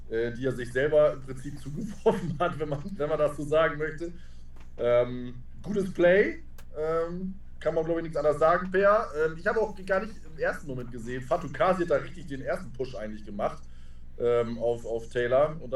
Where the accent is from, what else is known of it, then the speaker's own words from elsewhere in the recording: Northern Germany, Germany; Äh, als Norddeutscher kann das nicht auseinanderhalten.